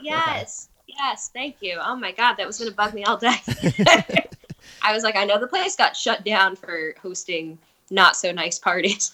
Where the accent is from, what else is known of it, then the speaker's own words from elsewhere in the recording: East Brunswick, New Jersey, United States; I'm also from East Brunswick